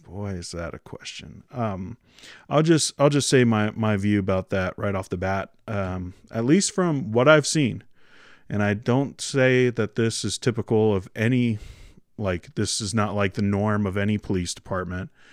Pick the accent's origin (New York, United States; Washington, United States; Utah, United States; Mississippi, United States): Washington, United States; moved away as an adult; now in Canada; she's from Washington, and that's where I'm from, too. Um, but, uh, that's, that's where I grew up